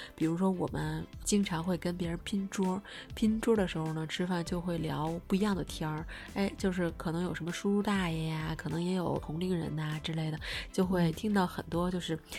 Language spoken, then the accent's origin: Chinese; Beijing, China; 作为一个北京土著